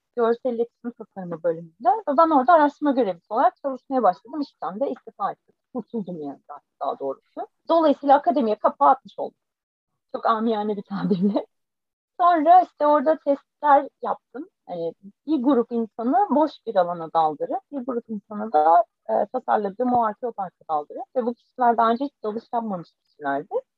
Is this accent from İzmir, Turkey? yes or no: yes; Foça, İzmir, Turkey; born or raised there